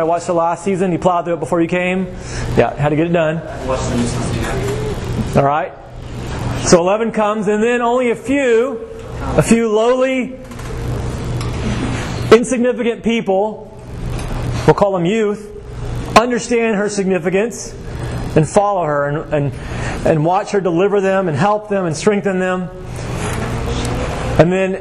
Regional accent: Waco, Texas, United States; moved away as an adult; now in Georgia, United States; I grew up in Waco, Texas.

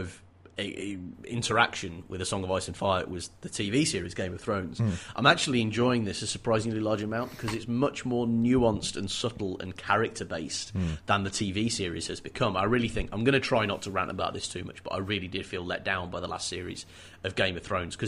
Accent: England, United Kingdom; I am English

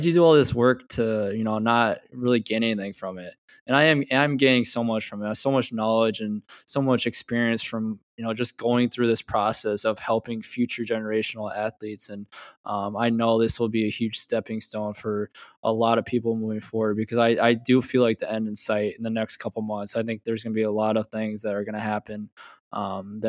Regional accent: Marion, Iowa, United States; I grew up in Marion, which is 25-30 minutes away

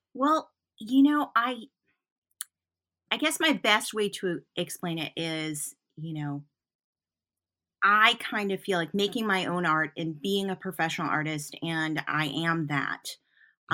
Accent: Flint, Michigan, United States; now in Newport, Vermont, United States; I grew up in Flint, Michigan

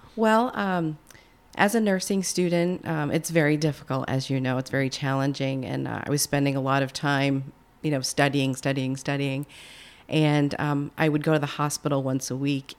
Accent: Plattsburgh, New York, United States; I was born and raised in Plattsburgh, New

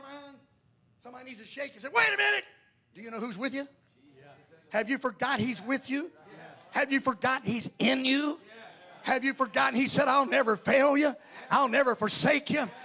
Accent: North Carolina, United States; I'm a southerner. I'm from North Carolina.

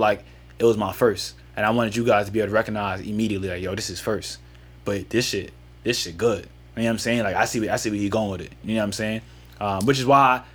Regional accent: New York, United States; now in New Jersey, United States; I'm from New York, but I live in Jersey

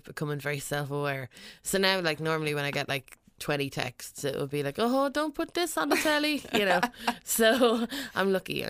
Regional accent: Westmeath, Leinster, Ireland; it's kind of like about growing up in Westmead, really.

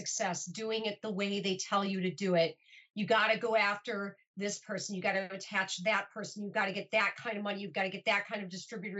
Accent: Milwaukee, Wisconsin, United States; moved away as an adult; now in Los Angeles, United States; I'll have lived in Los Angeles almost as long as my hometown of Milwaukee

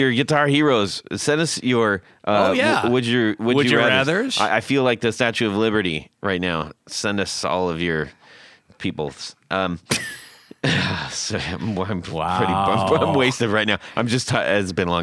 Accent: California, United States; now in Columbus, United States; Out in California, where I grew up

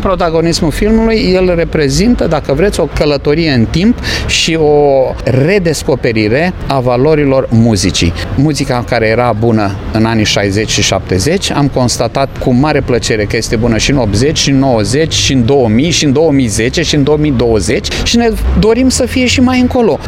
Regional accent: Iași, Iași County, Romania; eu fiind atunci eșean

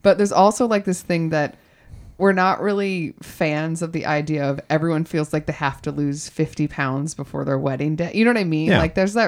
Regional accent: Texas, United States; born there; Well, originally, yes. I was born in Texas. So my mother's side of the family is from Texas.

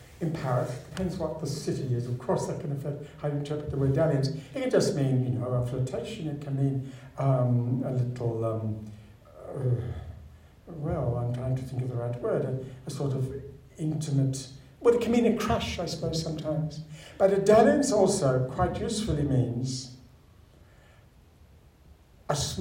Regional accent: Sydney, New South Wales, Australia; I was brought up in Lane Cove.

